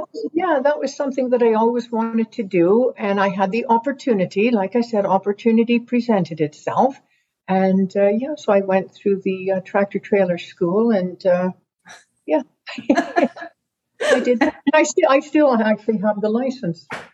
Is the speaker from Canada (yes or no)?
yes; Pembroke, Ontario, Canada; I was born in Pembroke, Ontario